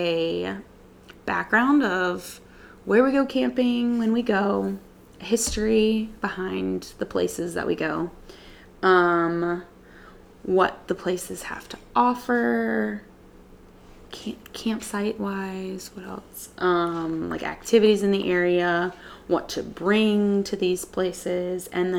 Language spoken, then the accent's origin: English; the Gulf Coast, Mississippi, United States; moved away as an adult; now in Grand Rapids, United States; I'm originally from Mississippi, the Gulf Coast.